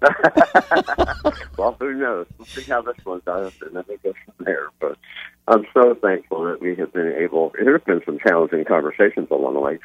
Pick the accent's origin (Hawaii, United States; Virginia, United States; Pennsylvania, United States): Pennsylvania, United States; Philadelphia; moved away as an adult; now in Orlando, United States; I was born in Philadelphia.